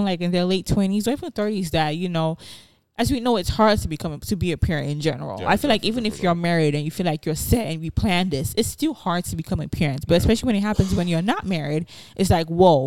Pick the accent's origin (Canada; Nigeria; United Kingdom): Nigeria; now in United States; I grew up in Nigeria.